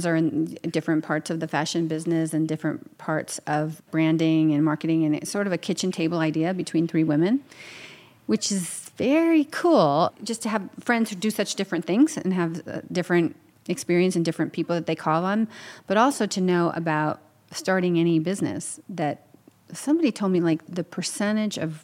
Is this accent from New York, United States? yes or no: yes; New York, United States; I'm from New York, around New York.